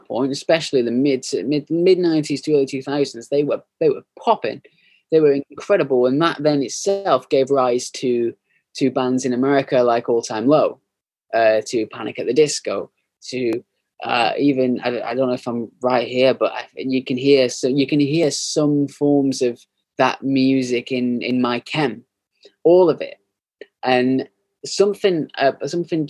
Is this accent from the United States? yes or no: no; United Kingdom; we're British